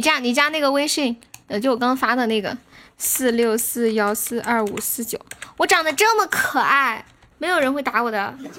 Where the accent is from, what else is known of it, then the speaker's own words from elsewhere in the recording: Sichuan, China; accent: Sichuanese; 我说的是四川话